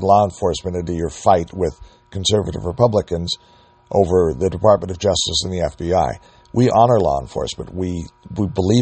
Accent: United States; We as the American people

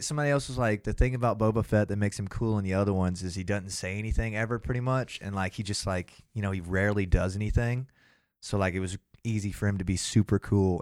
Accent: Athens, Georgia, United States

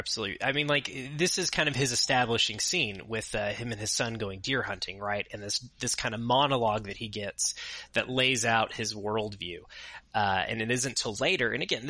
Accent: the South, United States; I grew up in the South.

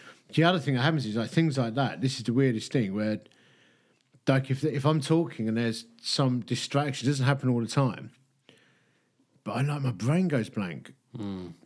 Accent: Essex, East of England, United Kingdom; I'm from Essex

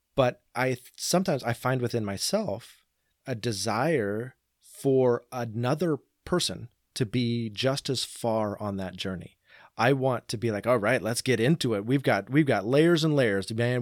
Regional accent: Portland, Oregon, United States; also born or lived in Boring, Oregon; I grew up in and around the Portland area.

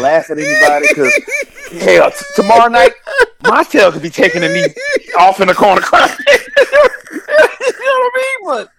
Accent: Louisiana, United States; LSU is my hometown school

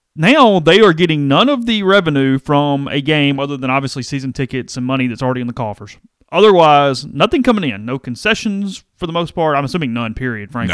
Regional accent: United States; as American media consumers

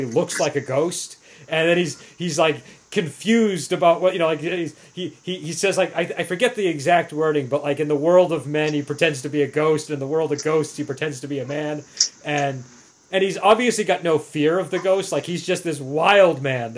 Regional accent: New England, United States; accent: New England; my New English accent

